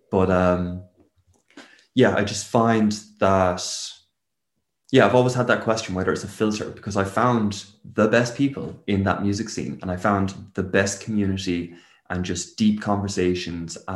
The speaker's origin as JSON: {"language": "English", "town": "Waterford", "region": "Munster", "country": "Ireland", "tie": "born or raised there", "also_born_or_lived": "England", "said": "moved around three different houses while I was in England, uh, in one school, um, and then moved back over to Ireland when I was six. And that was down in Waterford with all the extended family."}